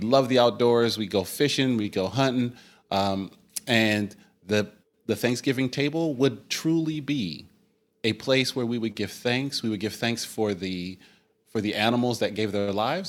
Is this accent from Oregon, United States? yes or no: yes; Oregon, United States; we're from Oregon